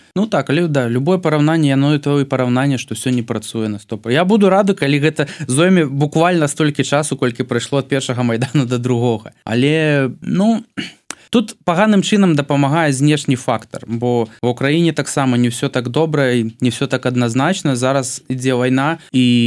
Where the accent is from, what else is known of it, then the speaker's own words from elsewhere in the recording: Belarus; moved away; я з чарнобыльской зоны